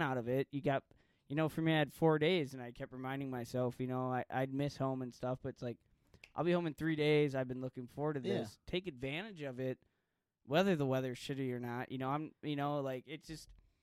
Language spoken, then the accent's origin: English; Green Bay, Wisconsin, United States; we're from Green Bay